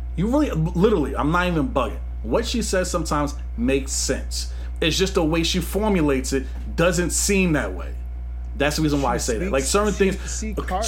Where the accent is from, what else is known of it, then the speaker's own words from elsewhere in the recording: New York City, New York, United States; also born or lived in Gun Hill, Bronx; I'm from Queens, Flushing.